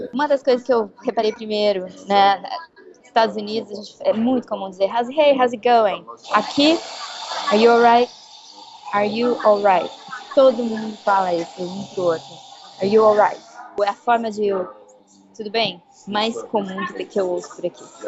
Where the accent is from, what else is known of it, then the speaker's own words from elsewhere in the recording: Brazil; moved away as an adult; now in London, United Kingdom; eu sou do Brasil